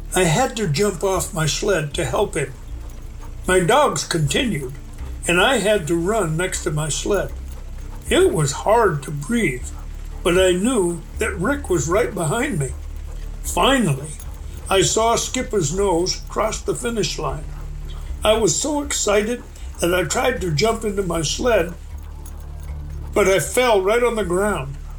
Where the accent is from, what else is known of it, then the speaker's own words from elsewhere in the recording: New Hampshire, United States; moved away as an adult; now in Alaska, United States; I grew up in the New Hampshire